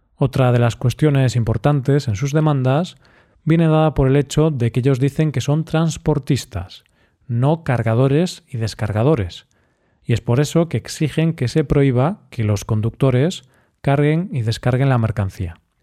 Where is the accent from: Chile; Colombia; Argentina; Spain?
Spain; Así somos los españoles, muy cerveceros.